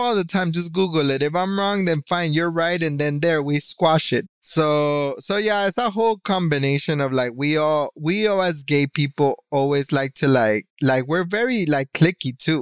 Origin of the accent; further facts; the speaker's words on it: Miami, Florida, United States; I'm still from Miami.